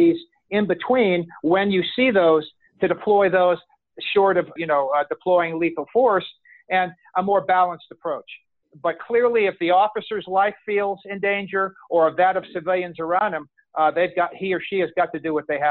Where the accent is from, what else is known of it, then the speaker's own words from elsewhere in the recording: Orlando, Florida, United States; here in my hometown of Orlando, Florida